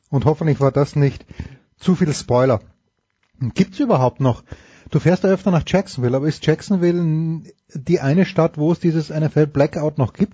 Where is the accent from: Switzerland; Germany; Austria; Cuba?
Austria; die Frage, die, die ich als Österreicher habe, für uns war immer wichtig, oder für die österreichischen Stationen, der Österreich-Bezug.